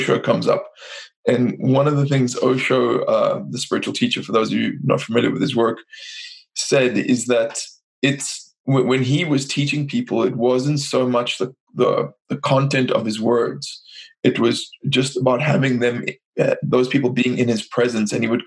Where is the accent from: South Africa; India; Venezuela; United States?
South Africa; I'm from South Africa